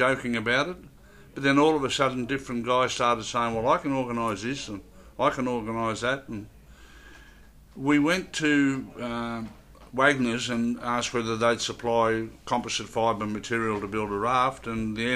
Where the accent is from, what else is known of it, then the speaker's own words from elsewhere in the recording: Swan Hill, Victoria, Australia; now in Pittsworth, Australia; I grew up on the Murray River at Swan Hill